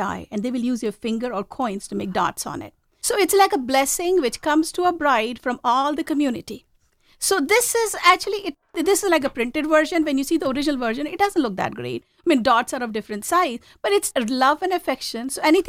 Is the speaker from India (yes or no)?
yes; India; moved away as an adult; I come from a very traditional family. I was born and brought up in India, and I moved here very early on. Like, I was 21 when I got married, and I moved here.